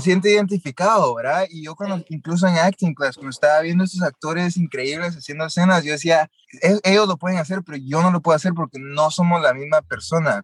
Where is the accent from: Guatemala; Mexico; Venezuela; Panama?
Guatemala; moved away as an adult; also born or lived in Los Angeles; yo nací y crecí en Guatemala